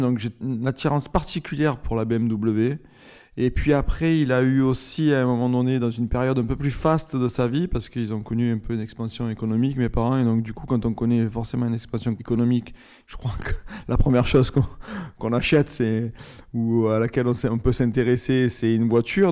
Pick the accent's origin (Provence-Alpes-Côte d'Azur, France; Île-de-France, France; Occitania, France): Provence-Alpes-Côte d'Azur, France; Marseille; j'ai grandi à Marseille, dans une famille assez euh, populaire